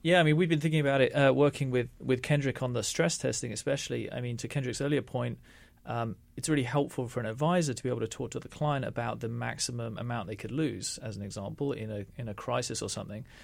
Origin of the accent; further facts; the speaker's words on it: London, United Kingdom; also born or lived in India; I was from London